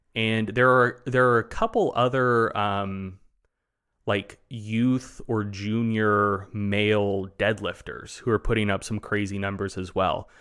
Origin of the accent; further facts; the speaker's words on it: the South, Southern United States, United States; accent: Southern; being a Southerner